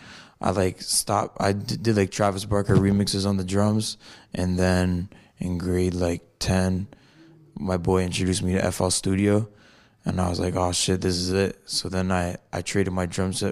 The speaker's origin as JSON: {"language": "English", "town": "Fort Erie", "region": "Ontario", "country": "Canada", "tie": "born or raised there", "also_born_or_lived": "Niagara Falls, Ontario", "said": "I was born in Niagara Falls, Ontario, Canada. And I grew up in a small town called Fort Erie"}